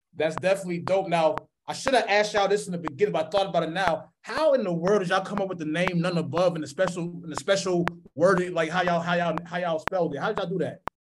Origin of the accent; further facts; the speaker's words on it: East Coast, United States; now in Minneapolis, United States; I'm from the East Coast, I've been here for a minute